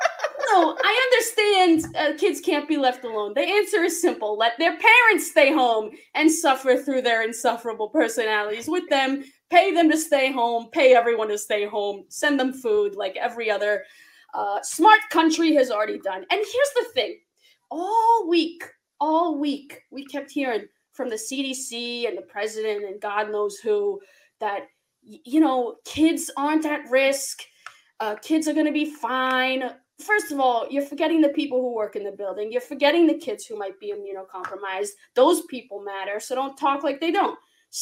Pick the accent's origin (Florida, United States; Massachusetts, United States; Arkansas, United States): Massachusetts, United States; Buxton; I'm from Buxton, Massachusetts.